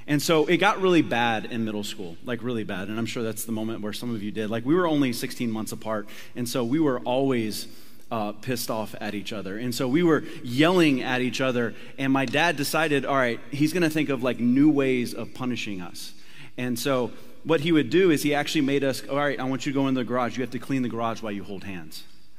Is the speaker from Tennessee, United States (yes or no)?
yes; Tennessee, United States; born there; It's okay, I can say that I was born in Tennessee.